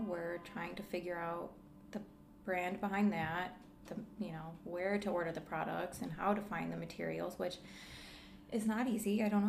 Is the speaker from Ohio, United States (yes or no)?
yes; Cleveland, Ohio, United States; moved away as an adult; also born or lived in Las Vegas; we're from Cleveland.